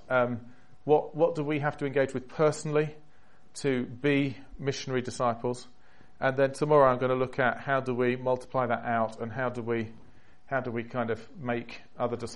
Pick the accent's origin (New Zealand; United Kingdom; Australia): United Kingdom; England; accent: English; moved away as an adult; now in United States; being a Brit there, because as soon as you have an English accent